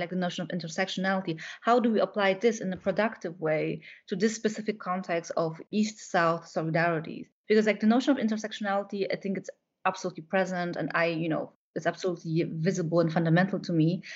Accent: Warsaw, Masovian Voivodeship, Poland; moved away as an adult; now in Berlin, Germany; I, I grew up in Warsaw

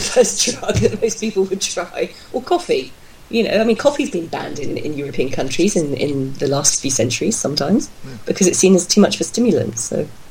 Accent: United Kingdom; I'm from Britain

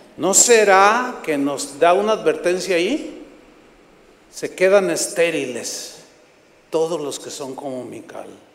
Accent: San Luis Potosí, Mexico; moved away; fui a San Luis Potosí, donde yo nací.

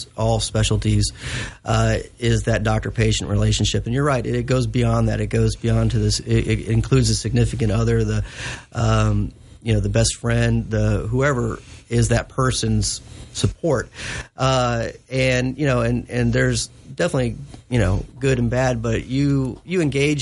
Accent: Elizabethtown, Kentucky, United States; I grew up in Elizabethtown, spent a lot of time on Ruff and Nolan.

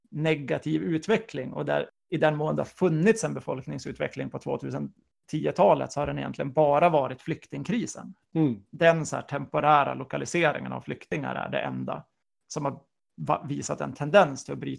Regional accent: Umeå, Västerbotten County, Sweden; det är inte jag som tjänar som Umebo på att Dorotea förlorar sina resurser.

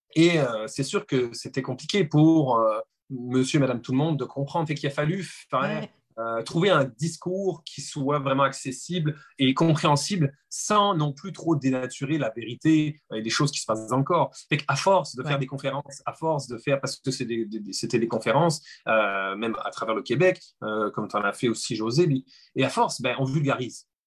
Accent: France; accent: French; je suis français, comme vous pouvez l'entendre

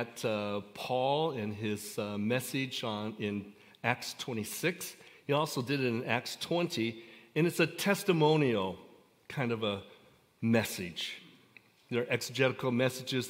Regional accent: Coalinga, California, United States; I was born and raised in Coalinga, California

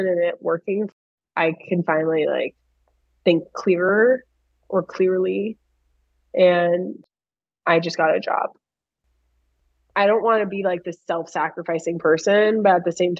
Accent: Miami, Florida, United States; I grew up in Miami

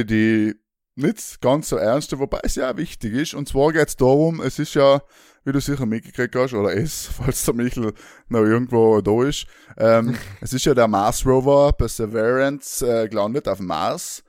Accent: South Tyrol, Trentino-Alto Adige, Italy; now in Vienna, Austria; in Südtirol ist, meine, alles zu, oder zumindest unsere, ähm, wie wir da hucken, unsere Heimatgemeinden sind alle zugesperrt

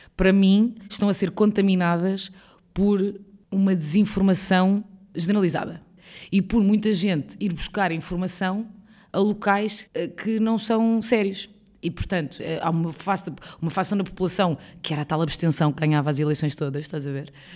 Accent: Lisbon, Portugal; nasci em Lisboa a minha vida toda, vivi em Lisboa a minha vida inteira

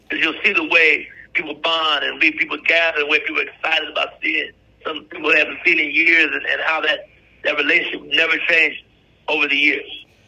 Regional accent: Wilberforce, Ohio, United States; also born or lived in Xenia, Ohio; I grew up in a town called Wilberforce, Ohio.

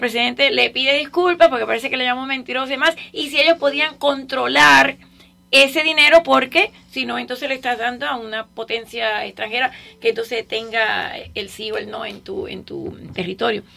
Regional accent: Cuba; now in Miami, United States; aunque no sean cubanos, aunque no sean donde yo nací

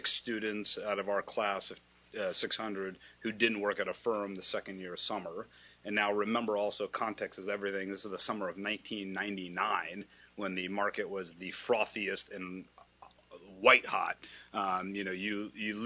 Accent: Kansas, United States; moved away as an adult; I'm from a state called Kansas. You fly over it on your way to Napa or wherever we go. My parents are doctors from India. They kind of came over. If you know, there's a fair amount of Indian American physicians in any small town, mid large town, whatever. So I was raised there

